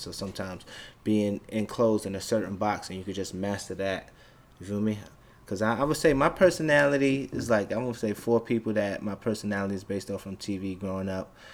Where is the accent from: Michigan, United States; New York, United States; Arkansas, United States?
New York, United States; New York City; I'm from Brooklyn, Bed-Stuy